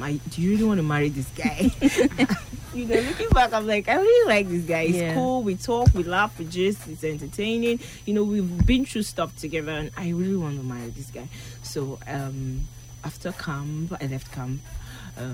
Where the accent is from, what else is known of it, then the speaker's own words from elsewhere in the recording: Lagos, Nigeria; I grew up in Lagos, so I have lots of Yoruba friends.